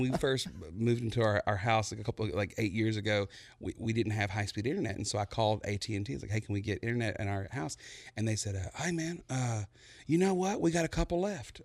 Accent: Buna, Texas, United States; moved away; I, I come from Buna, Texas

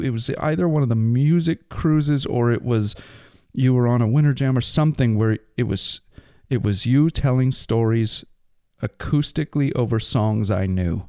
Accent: Pacific Northwest, United States; accent: Pacific Northwest; we both speak Pacific Northwest.

